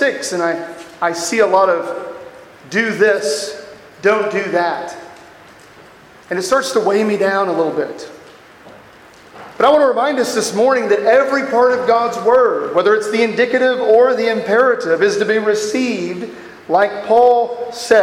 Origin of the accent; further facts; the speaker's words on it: Texas, United States; I am from Texas